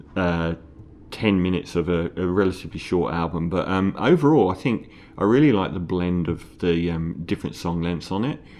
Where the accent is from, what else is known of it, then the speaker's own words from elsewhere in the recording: London, United Kingdom; moved away; also born or lived in Islington, London; I'm from East Ham